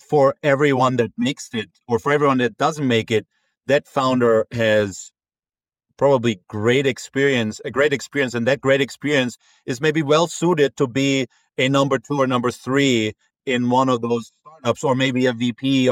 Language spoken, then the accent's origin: English; Munich, Bavaria, Germany; moved away as an adult; also born or lived in Frankfurt; now in Boston, United States; I'm originally from Munich, where, you know, I lived my first close to 20 years.